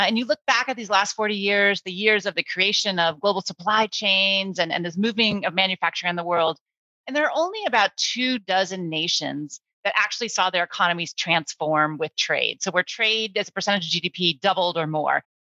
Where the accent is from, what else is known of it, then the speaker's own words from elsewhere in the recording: Akron, Ohio, United States; I grew up in Akron, Ohio, so one of those industrial, post-industrial towns at the time.